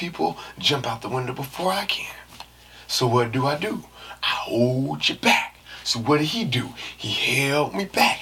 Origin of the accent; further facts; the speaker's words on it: San Francisco, California, United States; we back in San Francisco, even though I'm from there